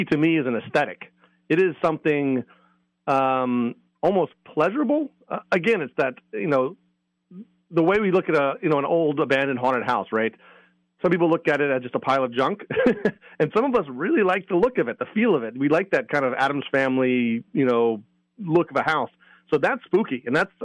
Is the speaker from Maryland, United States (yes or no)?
yes; Maryland, United States; moved away as an adult; also born or lived in Virginia; now in New England, United States; from my home state. Well, from Virginia, but I'm from Maryland. So I was from the Mid-Atlantic.